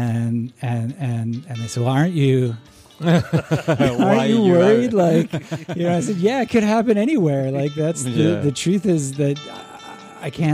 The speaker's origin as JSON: {"language": "English", "town": "Chicago", "region": "Illinois", "country": "United States", "tie": "born or raised there", "also_born_or_lived": "Omaha, Nebraska", "moved": "as an adult", "lives_now": "St Andrews, United Kingdom", "said": "Grew up in Chicago"}